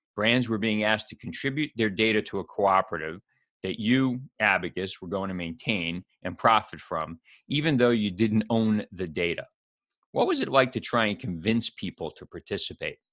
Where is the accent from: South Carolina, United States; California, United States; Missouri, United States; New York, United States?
New York, United States; New York City; I grew up in New York City